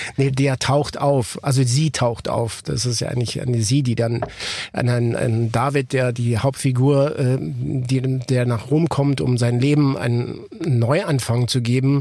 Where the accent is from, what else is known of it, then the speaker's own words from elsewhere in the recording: Ticino, Switzerland; ich bin ja aus dem Tessin äh, gebürtig